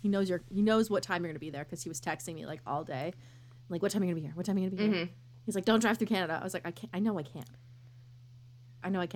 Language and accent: English; Massachusetts, United States; I'm from Massachusetts